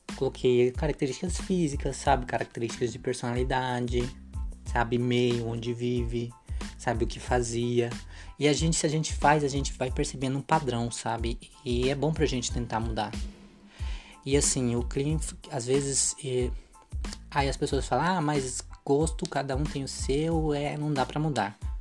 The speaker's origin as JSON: {"language": "Portuguese", "country": "Brazil", "said": "a gente é brasileira"}